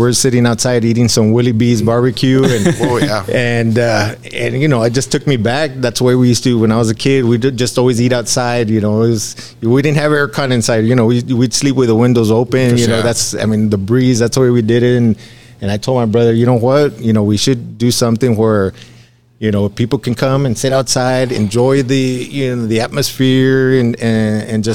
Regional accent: Alamo, United States; I'm from Alamo. I love Alamo. I was a city commissioner here.

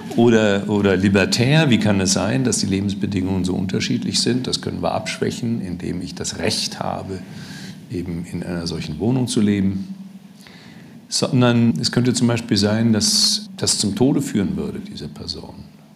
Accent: Germany; als Deutscher

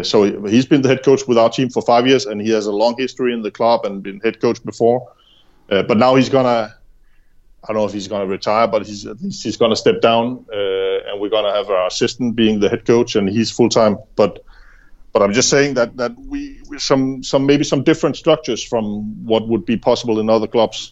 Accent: Denmark; I'm from Jutland

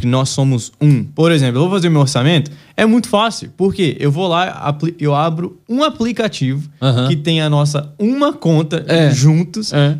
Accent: Brazil; moved away; a gente vem do, do Brasil

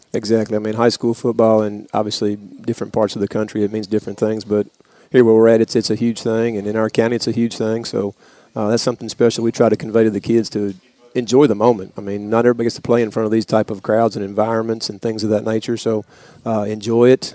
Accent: East Tennessee, United States; also born or lived in DeWittville, New York; I moved to East Tennessee when I was in uh, fourth grade

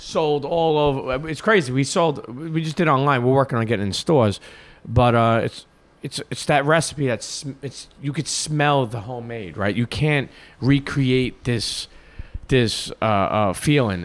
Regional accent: New York City, New York, United States; I grew up in Brooklyn

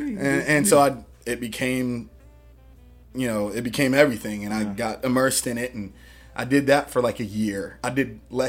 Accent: Greensboro, North Carolina, United States; also born or lived in Queens, New York; so I grew up in Greensboro. Okay. I was born in Queens. We came down here when I was like three.

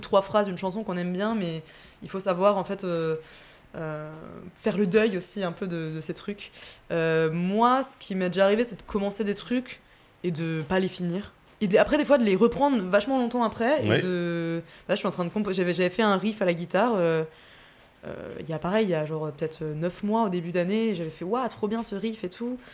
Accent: Massif des Bauges, Auvergne-Rhône-Alpes, France; j'ai passé mon enfance là-bas, ouais, mon enfance, mon adolescence. J'étais à l'école, au collège, là-bas

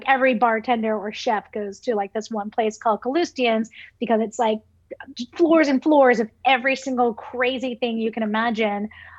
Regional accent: New York City, New York, United States; I remember, some of my earliest memories was my mom walking us down Fifth Avenue in Brooklyn

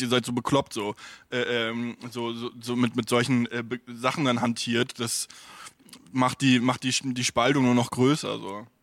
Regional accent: Stralsund, Mecklenburg-Vorpommern, Germany; now in Berlin, Germany; bei mir äh, in, in Stralsund

